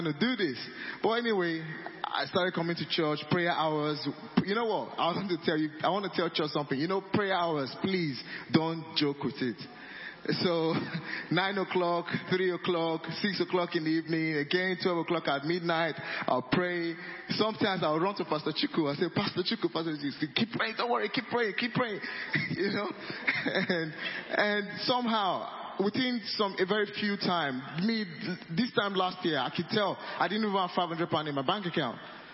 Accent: Nigeria; I'm Nigerian, my wife is from Uganda

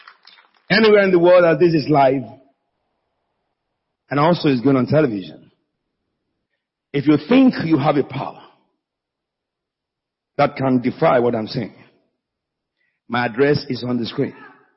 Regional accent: United Kingdom; It's my mother tongue. I'm an Englishman, but my mother is Bagura.

